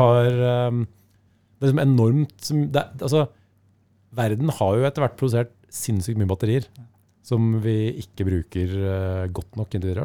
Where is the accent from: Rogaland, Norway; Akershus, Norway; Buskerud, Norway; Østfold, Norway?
Akershus, Norway; Lillestrøm; also born or lived in Skedsmokorset; jeg vokste opp på Romerike. Altså dette var på Skedsmokorset og Lillestrøm.